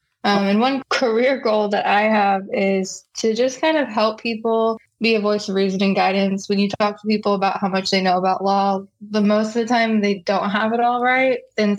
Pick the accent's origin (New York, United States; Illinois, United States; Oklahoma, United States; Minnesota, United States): Illinois, United States; Decatur; also born or lived in Mount Vernon, Illinois; I was born in Mount Vernon, Illinois. I grew up in Decatur, Illinois, though. I attended Douglas MacArthur High School in Decatur.